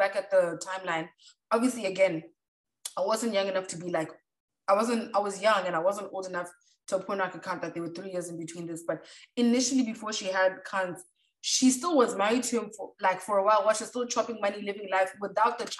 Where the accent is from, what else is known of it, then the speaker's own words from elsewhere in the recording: Botswana; we're from Botswana